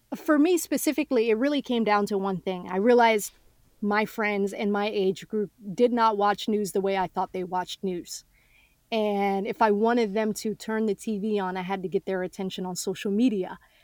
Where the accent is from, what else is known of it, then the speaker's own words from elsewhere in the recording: Atlanta, Georgia, United States; also born or lived in Mogadishu, Somalia / Kenya; from Kenya, we came to the United States. Um, and Atlanta really adopted us